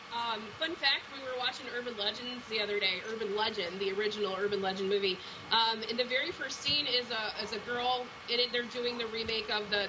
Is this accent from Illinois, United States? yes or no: yes; Chicago, Illinois, United States; I grew up in Chicago